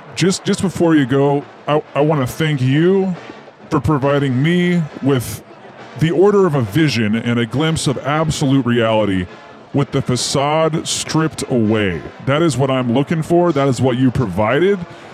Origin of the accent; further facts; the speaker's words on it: Polaris, Idaho, United States; I am from Polaris, Idaho. Out there near Tweedy Mountain.